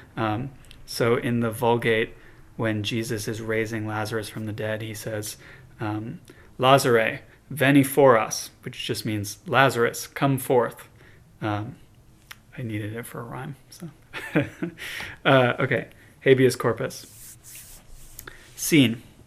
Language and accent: English; Chicago, Illinois, United States; I'm from Chicago